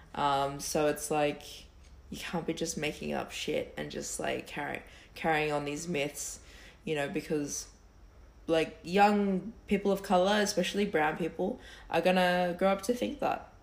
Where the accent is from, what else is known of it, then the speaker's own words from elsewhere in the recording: Campbelltown, New South Wales, Australia; we're from Campbelltown